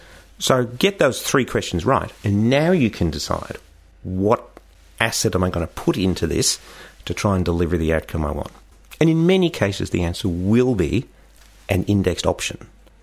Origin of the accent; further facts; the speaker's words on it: Australia; as Australian investors, we have a huge propensity to invest in Australia